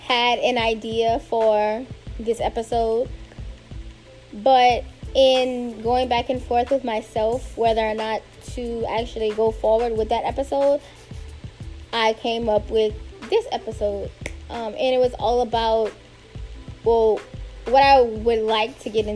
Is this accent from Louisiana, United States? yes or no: yes; South Louisiana, United States; moved away as an adult; now in Washington, D.C., United States; Born and raised in South Louisiana, a recent DMV transplant